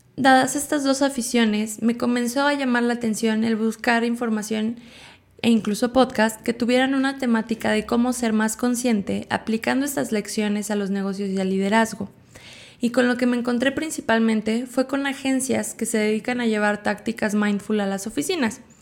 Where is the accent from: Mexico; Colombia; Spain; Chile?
Mexico; State of Mexico; Nací en el Estado de México en una familia numerosa